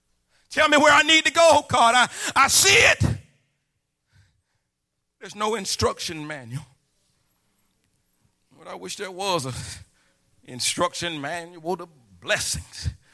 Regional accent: Midwest, United States; also born or lived in South; I'm from the Midwest and the South.

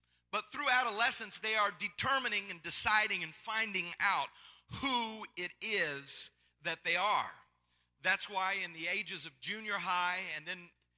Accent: Tennessee, United States; I'm not from California. I'm from Tennessee, so it's a little bit different here

